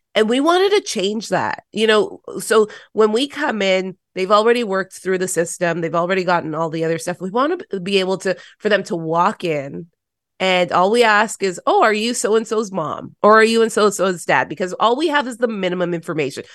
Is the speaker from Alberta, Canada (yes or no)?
no; Toronto, Ontario, Canada; I grew up in Toronto City Housing